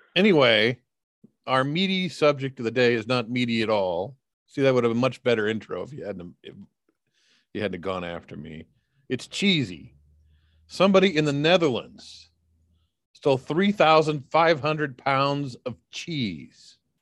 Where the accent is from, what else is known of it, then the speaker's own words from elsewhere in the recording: United States; as an American